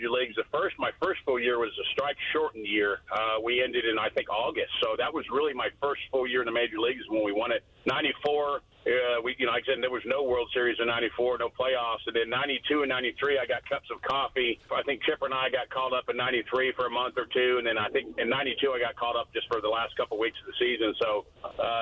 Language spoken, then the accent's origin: English; California, United States; I grew up in California